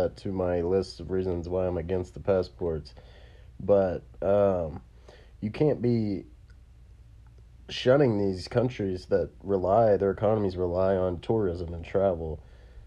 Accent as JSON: {"language": "English", "country": "United States", "said": "As an American"}